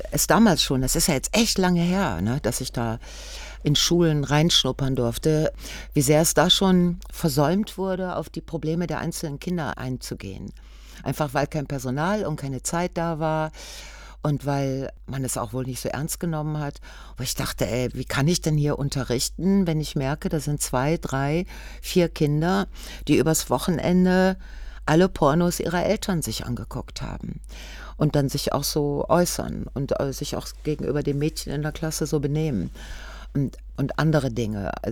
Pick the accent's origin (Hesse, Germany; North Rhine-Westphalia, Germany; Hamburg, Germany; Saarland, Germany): North Rhine-Westphalia, Germany; Ruhr area; ich bin aus dem Ruhrgebiet.